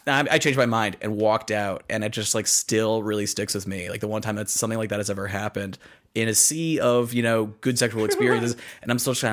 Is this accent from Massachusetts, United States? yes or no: yes; east of Worcester, Central Massachusetts, United States; I grew up you know in Central Mass, kind of a little bit uh, east of uh, Worcester